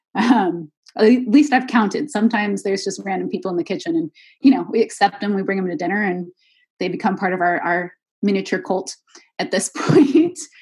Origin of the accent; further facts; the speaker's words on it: Redwood City, California, United States; moved away as an adult; also born or lived in Waco, Texas / Rome, Italy / Scotland; now in Brussels, Belgium; I'm actually originally from this town called Redwood City, which is uh, probably about 20 minutes outside of San Francisco in California